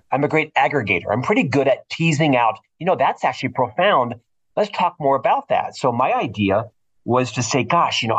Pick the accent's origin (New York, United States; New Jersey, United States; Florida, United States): Florida, United States; now in Salt Lake City, United States; I'm originally from Florida.